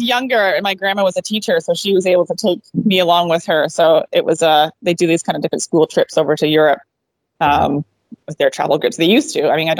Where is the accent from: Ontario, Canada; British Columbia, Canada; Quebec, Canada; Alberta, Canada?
British Columbia, Canada; also born or lived in Texas / Vancouver; Yeah, so I grew up in British Columbia, which is where we live, a little bit farther north from where we are.